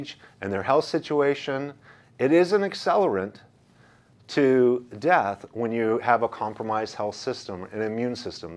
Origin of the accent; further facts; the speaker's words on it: United States; as an American, as a Christian, as an American, as a patriot